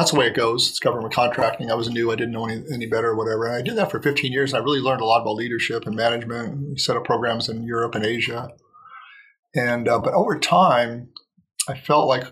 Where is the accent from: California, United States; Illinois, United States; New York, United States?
California, United States; I grew up in California where marriage therapy was very popular